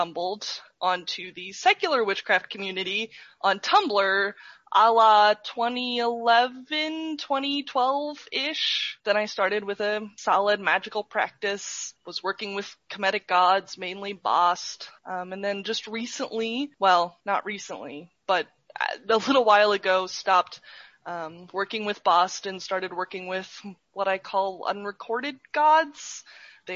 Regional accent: Ohio, United States; now in Texas, United States; I'm from Ohio, currently living in Texas

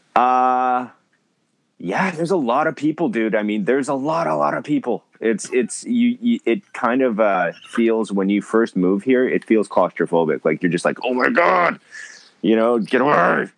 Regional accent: Winnipeg, Manitoba, Canada; also born or lived in Vancouver, Canada; now in Japan; I'm originally from Winnipeg, Manitoba

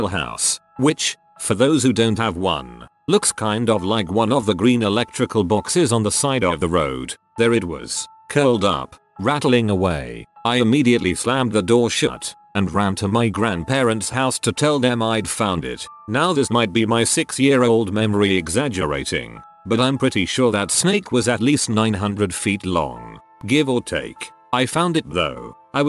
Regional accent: San Diego, California, United States; I was born in San Diego, and lived in a poorer suburb of San Diego as a child. I lived at an apartment complex called Lemonvine Apartments

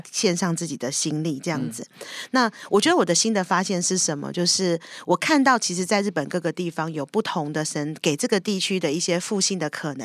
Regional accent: Taiwan; 我是一个从台湾来的人

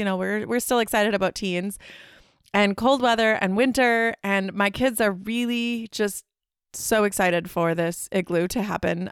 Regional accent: Midwest, United States; we're from the Midwest

